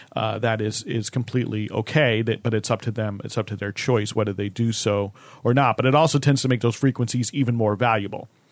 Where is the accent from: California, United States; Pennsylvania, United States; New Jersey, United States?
New Jersey, United States; my home state. where I grew up, New Jersey